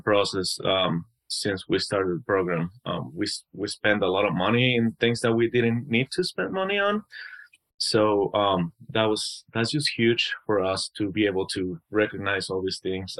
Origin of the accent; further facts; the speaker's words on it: Mexico; moved away as an adult; now in United States; I'm from Mexico